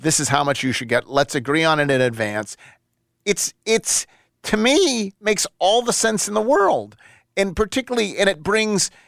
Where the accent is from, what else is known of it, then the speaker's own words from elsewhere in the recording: Buffalo, New York, United States; moved away; I'm from Buffalo